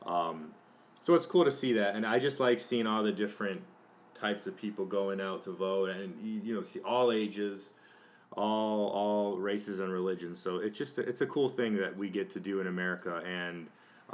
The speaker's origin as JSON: {"language": "English", "country": "United States", "said": "as an American citizen"}